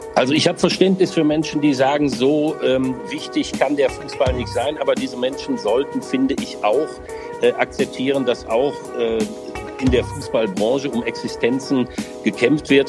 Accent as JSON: {"language": "German", "town": "Essen", "region": "North Rhine-Westphalia", "country": "Germany", "tie": "born or raised there", "moved": "as an adult", "lives_now": "Pfaffenhofen, Germany", "said": "in meiner Heimatstadt Essen"}